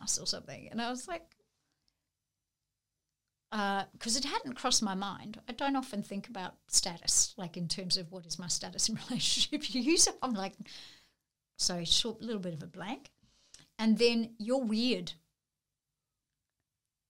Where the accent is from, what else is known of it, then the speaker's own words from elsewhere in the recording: Narrabri, New South Wales, Australia; moved away; I grew up in Narrabri in northwestern New South Wales